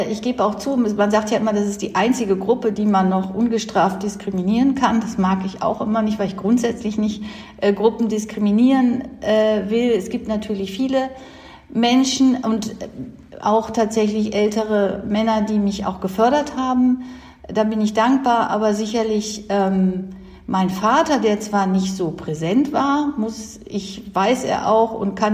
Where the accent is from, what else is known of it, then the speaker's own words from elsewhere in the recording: North Rhine-Westphalia, Germany; Also ich komme aus dem Kreis Mettmann und das ist der dicht besiedelste Kreis Deutschlands.